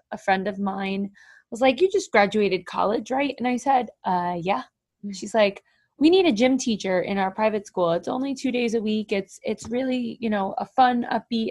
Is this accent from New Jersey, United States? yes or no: yes; New Jersey, United States; also born or lived in Warren, New Jersey; I live in Warren, New Jersey. I am born and raised a Jersey girl